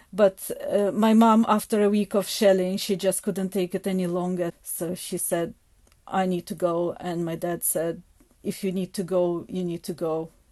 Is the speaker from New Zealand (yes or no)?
no; Kharkiv, Kharkiv Oblast, Ukraine; moved away as an adult; now in Scotland, United Kingdom; I was born in Kharkiv, that is in the northeast of Ukraine